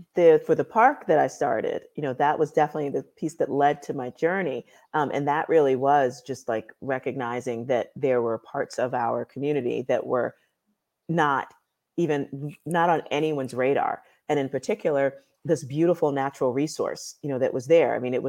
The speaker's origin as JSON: {"language": "English", "town": "New York City", "region": "New York", "country": "United States", "tie": "born or raised there", "said": "I did project-based economic environmental development in my hometown of the South Bronx."}